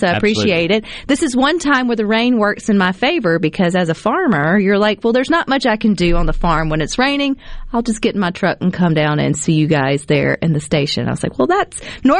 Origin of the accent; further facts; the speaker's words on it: Central Mississippi, United States; I was raised here in Central Mississippi, but I went to school at Southern Miss. That was where I went to college.